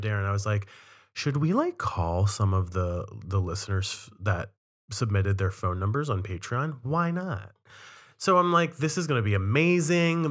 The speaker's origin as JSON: {"language": "English", "town": "Cumberland", "region": "Maryland", "country": "United States", "tie": "born or raised there", "moved": "yes", "lives_now": "Boston, United States"}